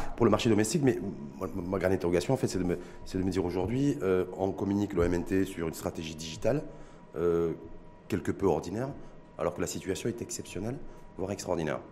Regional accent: Morocco; chez nous au Maroc

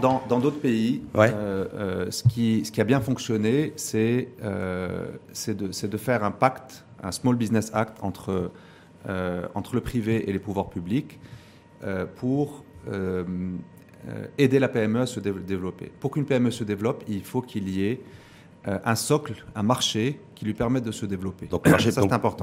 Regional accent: Morocco

